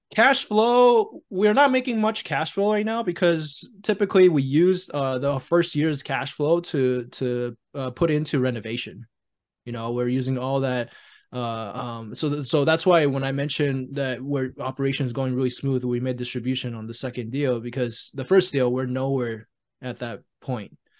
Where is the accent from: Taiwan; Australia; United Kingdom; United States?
Taiwan; moved away; I was born and raised in Taiwan